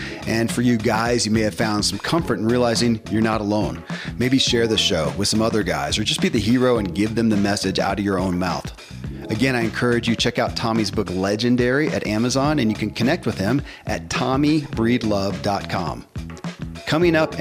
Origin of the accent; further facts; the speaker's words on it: the Bible Belt, United States; I grew up in the Bible Belt and Christianity